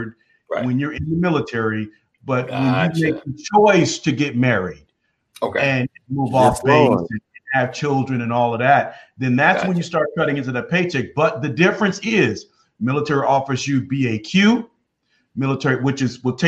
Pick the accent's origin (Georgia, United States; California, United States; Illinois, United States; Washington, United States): Illinois, United States; I grew up in Illinois.